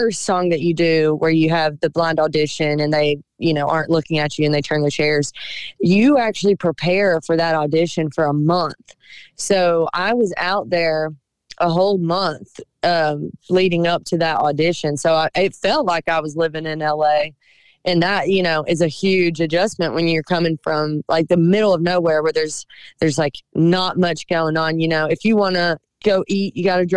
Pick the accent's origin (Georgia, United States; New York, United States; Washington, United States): Georgia, United States; Cochran; moved away as an adult; now in Nashville, United States; I loved growing up in Cochrane.